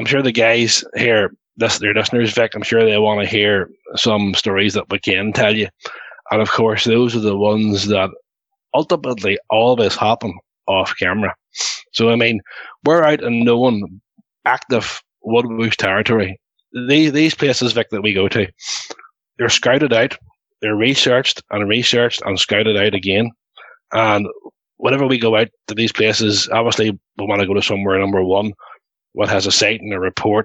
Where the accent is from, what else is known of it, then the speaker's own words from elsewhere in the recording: Ireland; we're all Irish guys.